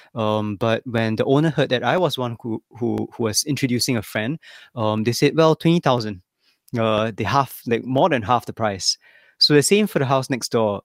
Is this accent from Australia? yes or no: no; Singapore; moved away as an adult; also born or lived in Tokyo, Japan / Kyoto, Japan; now in Ryujin, Japan; I came to Japan ten years ago, so I'm Singaporean.